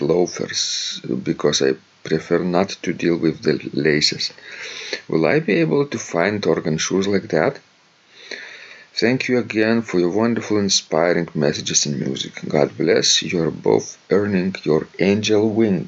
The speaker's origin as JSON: {"language": "English", "country": "Lithuania", "also_born_or_lived": "Ann Arbor, Michigan", "accent": "Lithuanian", "second_language": "English", "said": "when I talk Russian, what kind of accent I have? Lithuanian, probably"}